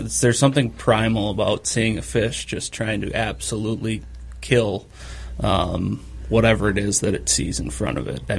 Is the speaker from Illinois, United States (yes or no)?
no; Twin Cities area, Minnesota, United States; moved away as an adult; now in Bemidji, United States; I'm from the Twin Cities area originally, and I went to school here as well, college